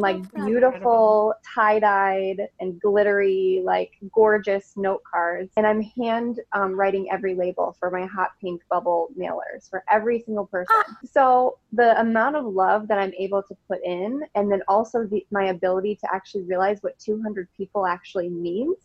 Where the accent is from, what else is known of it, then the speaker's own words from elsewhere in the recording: Rockford, Illinois, United States; also born or lived in Arizona / Colorado; I am from Rockford, Illinois. So it's just like 90 miles outside of Chicago. And I was born and raised here.